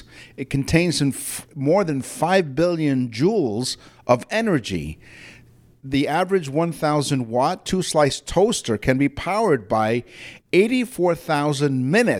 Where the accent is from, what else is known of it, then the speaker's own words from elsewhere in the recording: Toronto, Ontario, Canada; Toronto, Canada, my hometown here where I am